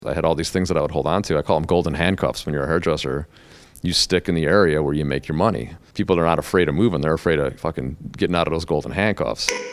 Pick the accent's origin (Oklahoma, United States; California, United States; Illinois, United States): Illinois, United States; south of Chicago suburbs; I've always lived, like, just south of the city, but I've always said Chicago